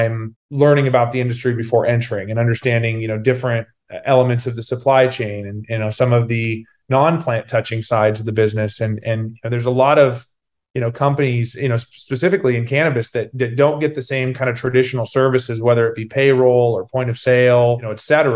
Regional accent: Sacramento, California, United States; my hometown of Sacramento

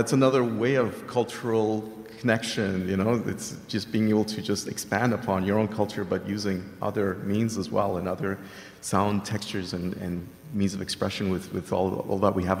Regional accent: Venezuela; also born or lived in Brazil; because I grew up in Venezuela, you know, I grew up with South American music, I lived in Brazil for a while, I even speak Portuguese really well

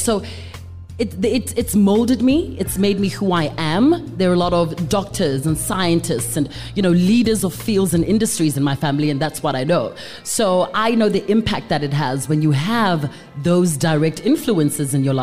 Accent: Johannesburg, Gauteng, South Africa; also born or lived in Mafikeng, North West, South Africa / Leondale; I'm Joburg girl because I grew up here, but I was born in Mafeking

